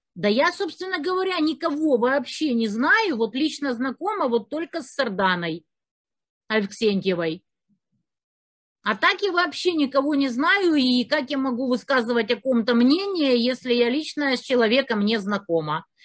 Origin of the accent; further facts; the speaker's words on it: Kerch, Crimea, Ukraine; moved away; also born or lived in Kyiv; я из Керчи